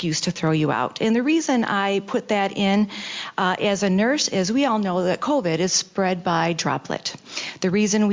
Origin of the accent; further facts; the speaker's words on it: Detroit, Michigan, United States; I am from Detroit. I'm from District 6. We have some thick skins where I'm from.